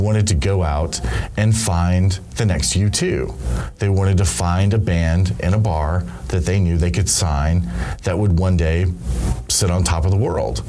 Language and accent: English; Dallas, Texas, United States; also born or lived in Los Angeles, United States; I grew up in Los Angeles and Dallas primarily, and in both of those cities